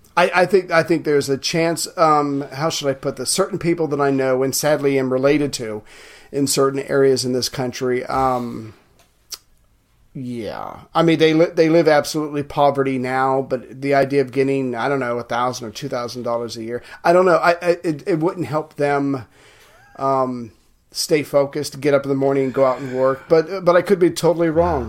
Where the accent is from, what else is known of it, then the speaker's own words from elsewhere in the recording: United States; as an American